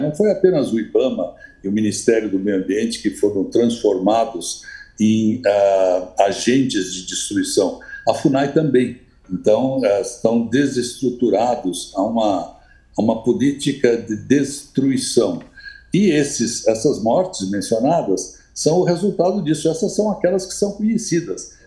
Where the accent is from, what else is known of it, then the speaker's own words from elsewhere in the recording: Brazil; me identificavam como brasileiro